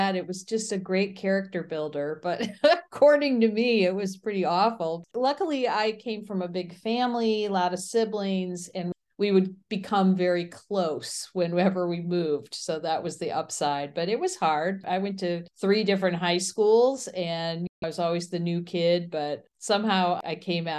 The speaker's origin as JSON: {"language": "English", "region": "Midwest", "country": "United States", "tie": "born or raised there", "also_born_or_lived": "Chicago / Erie / Buffalo", "said": "So I grew up all over the Midwest in different cities, including Chicago, Erie, Pennsylvania, Buffalo."}